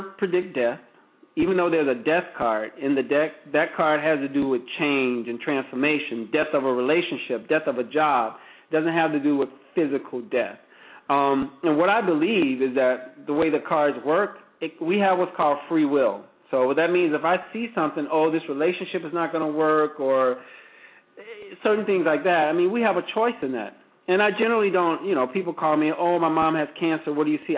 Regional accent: the South, United States; I'm from the South

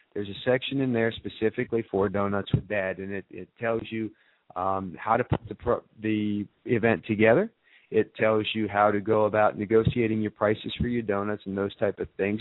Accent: Ohio, United States; moved away; I grew up as a Buckeye, so I'm uh, I, I'm very interested in helping uh, schools in Ohio uh, and, uh, and and helping out my uh, my hometown area up there

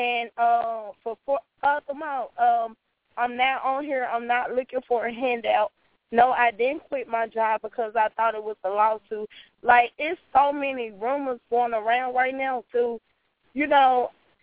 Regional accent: Greenville, Mississippi, United States; now in Memphis, United States; I'm originally from Greenville, Mississippi.

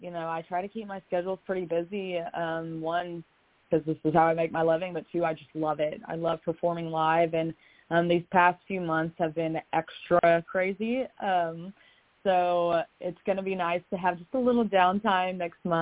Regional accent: Kentucky, United States; now in Nashville, United States; Kentucky in general, because that is where I'm from, and I'm a Kentucky girl through and through, even if I did move away

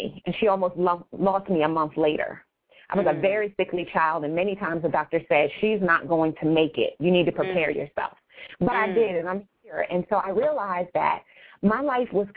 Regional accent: Wilmington, Delaware, United States; now in Newark, United States; I grew up started in Wilmington, Delaware, and I now live in Newark, Delaware

